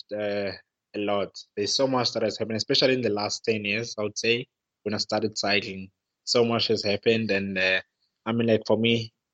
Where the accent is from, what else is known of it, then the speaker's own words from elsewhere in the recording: Cape Town, Western Cape, South Africa; moved away as an adult; also born or lived in Europe; I'm from Fishhook in Cape Town